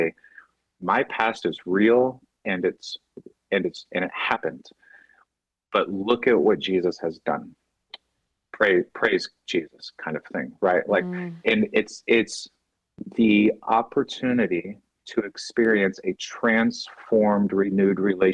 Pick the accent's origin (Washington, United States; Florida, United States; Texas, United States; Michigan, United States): Texas, United States; Dallas; growing up in the Bible church world in Dallas